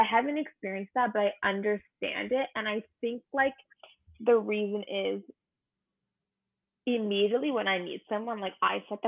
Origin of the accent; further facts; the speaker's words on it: London, Ontario, Canada; I'm from London, Ontario. I was born and raised there for 21 years